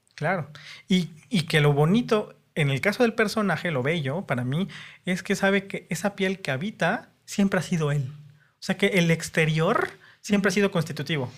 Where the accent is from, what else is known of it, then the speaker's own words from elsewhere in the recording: Mexico City, Mexico; Soy chilango puro también.